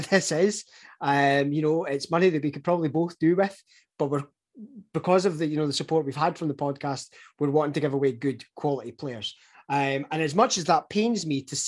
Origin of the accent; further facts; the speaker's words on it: Scotland, United Kingdom; given that we are the Scottish guys